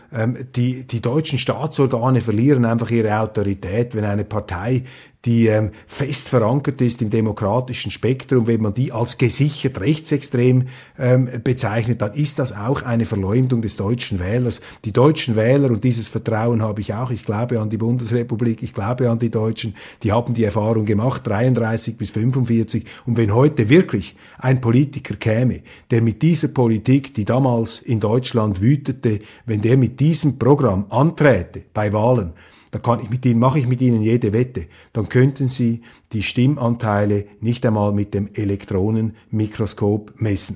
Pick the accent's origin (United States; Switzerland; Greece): Switzerland; ich bin ein Schweizer